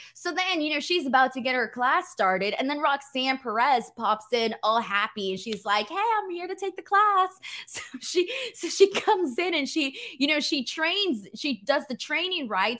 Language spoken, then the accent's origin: English; Los Angeles, California, United States; my hometown of, uh, Hollywood